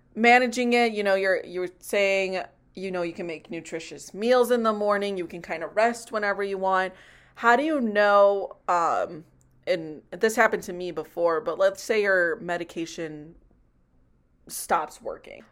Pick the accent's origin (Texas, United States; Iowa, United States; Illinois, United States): Illinois, United States; Chicago; I'm also from Chicago